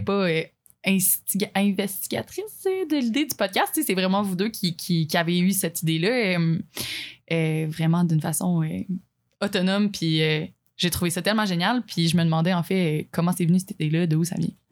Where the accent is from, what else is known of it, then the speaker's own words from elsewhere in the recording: Abitibi, Quebec, Canada; moi, en fait, j'ai été élevée en Abitibi